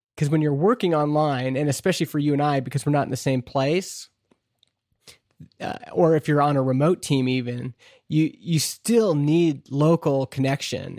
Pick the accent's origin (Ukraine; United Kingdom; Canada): Canada; me being a Canadian shareholder in this American company